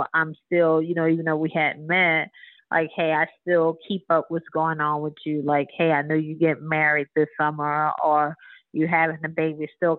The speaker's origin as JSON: {"language": "English", "town": "Marrero", "region": "Louisiana", "country": "United States", "said": "So, of course, you know, I said I'm from Marrero, New Orleans."}